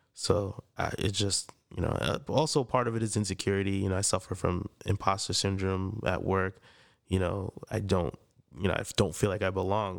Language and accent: English; Freeport, New York, United States; I grew up in Freeport, Long Island.